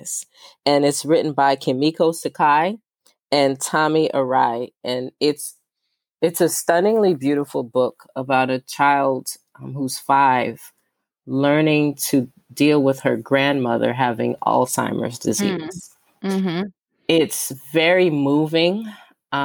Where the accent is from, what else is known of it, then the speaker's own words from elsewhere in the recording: New York, United States; I'm from New York.